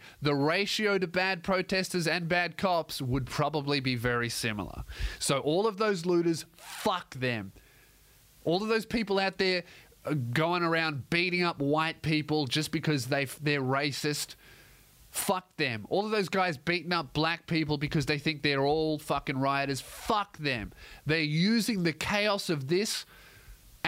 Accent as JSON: {"language": "English", "country": "Australia", "said": "I'm an Australian"}